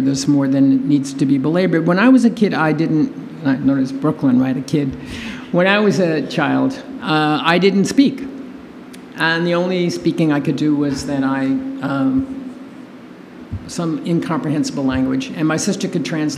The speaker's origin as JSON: {"language": "English", "town": "New York City", "region": "New York", "country": "United States", "tie": "born or raised there", "said": "I'm from Brooklyn, New York. I was born in an Italian-American family"}